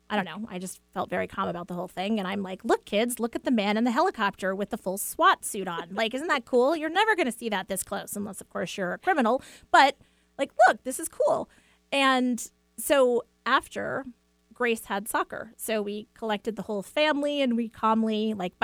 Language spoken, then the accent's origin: English; East Coast, United States; now in Washington, United States; growing up on the East Coast